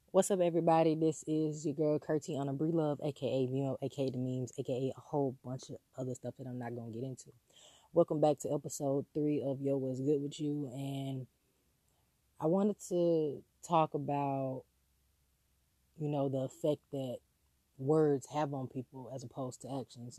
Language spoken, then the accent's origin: English; the South, United States; growing up in the South